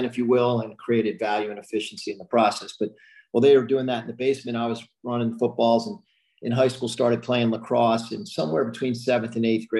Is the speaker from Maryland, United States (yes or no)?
yes; Baltimore, Maryland, United States; also born or lived in Philadelphia; Born in Philadelphia, grew up in Baltimore